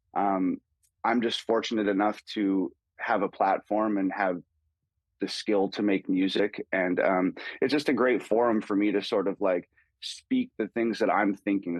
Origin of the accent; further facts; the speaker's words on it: Canada; growing up in Canada.